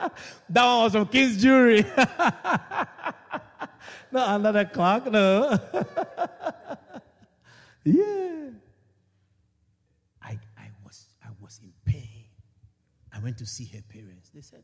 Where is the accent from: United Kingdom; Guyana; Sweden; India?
Guyana; Georgetown, Demerara-Mahaica; I was teaching in Kwakwani. I come from Georgetown. And every weekend, I'll go to Georgetown.